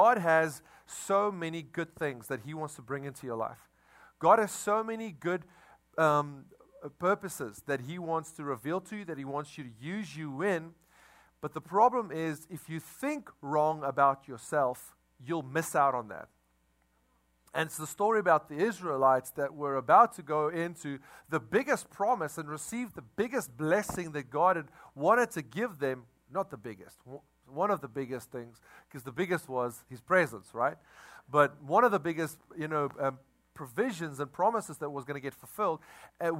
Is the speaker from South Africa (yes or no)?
yes; South Africa; now in Crowley, United States; we come from South Africa